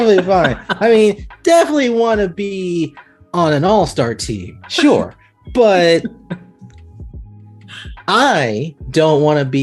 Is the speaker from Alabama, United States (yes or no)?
yes; Prattville, Alabama, United States; I am from the South. I am in Prattville, which is a town in Alabama